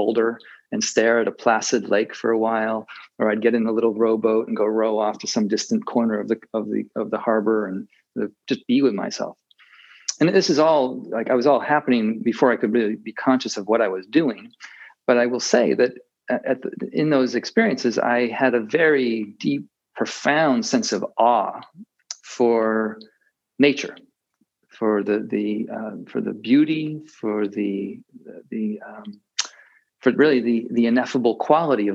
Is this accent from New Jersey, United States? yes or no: no; Massachusetts, United States; moved away as an adult; also born or lived in India / Taiwan; now in Maine, United States; I grew up in Massachusetts